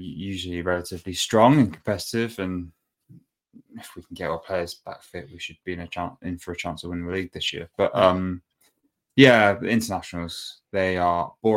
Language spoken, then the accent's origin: English; England, United Kingdom; I'm obviously English